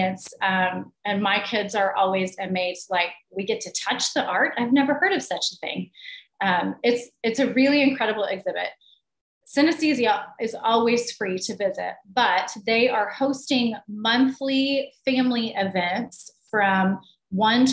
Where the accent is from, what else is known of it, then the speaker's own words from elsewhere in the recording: Oklahoma City, Oklahoma, United States; I grew up in Oklahoma City and remember going to the Cowboy as a kid on field trips